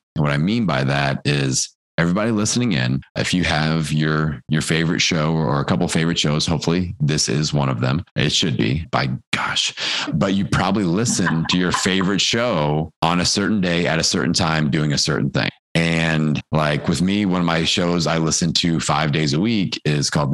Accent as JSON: {"language": "English", "region": "Midwest", "country": "United States", "said": "I'm from the Midwest"}